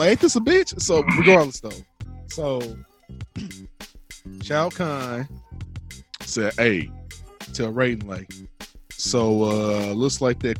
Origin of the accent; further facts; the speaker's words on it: St. Louis, Missouri, United States; I'm from St. Louis.